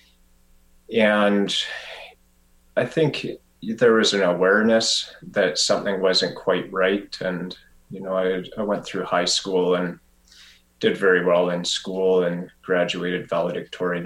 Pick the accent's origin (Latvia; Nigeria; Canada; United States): Canada; Revelstoke, British Columbia; moved away as an adult; also born or lived in Vancouver; I eventually moved back to my hometown of Revelstoke